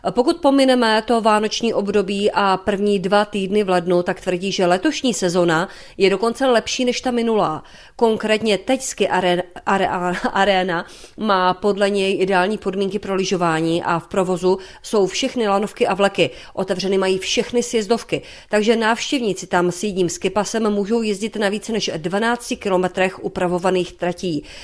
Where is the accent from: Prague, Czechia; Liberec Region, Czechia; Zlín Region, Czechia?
Zlín Region, Czechia; Hostýn Hills; u nás v Hostinských vrších